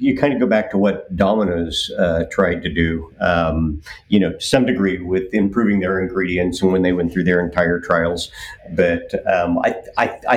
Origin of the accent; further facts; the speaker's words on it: Kansas, United States; I'm from Kansas